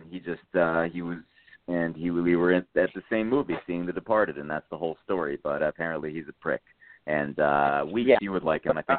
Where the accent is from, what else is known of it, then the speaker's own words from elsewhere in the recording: New Haven, Connecticut, United States; I'm coming from the Elm City